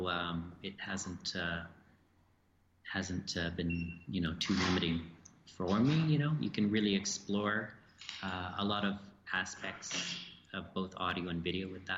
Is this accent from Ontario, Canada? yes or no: no; Edmonton, Alberta, Canada; I'm from Edmonton in Alberta